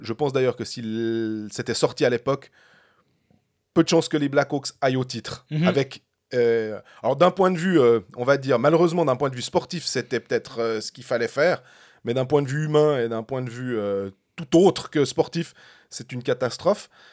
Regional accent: Switzerland; en tant que Suisse

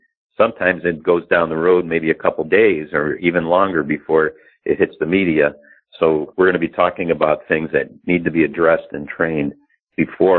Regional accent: Chicago, Illinois, United States; I'm from Chicago

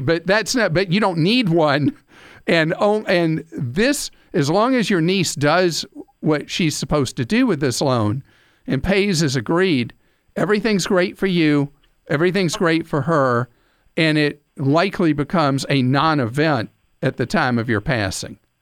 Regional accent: United States; we, the American people

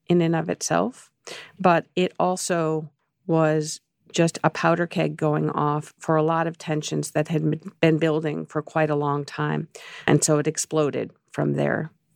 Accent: Chicago, Illinois, United States; I grew up in Chicago

